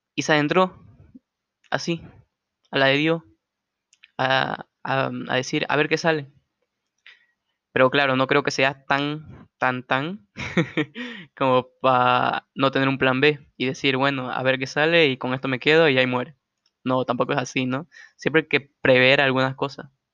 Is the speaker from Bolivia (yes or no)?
yes; Santa Cruz de la Sierra, Santa Cruz, Bolivia; yo soy boliviano, soy de Santa Cruz, esta tierra hermosa.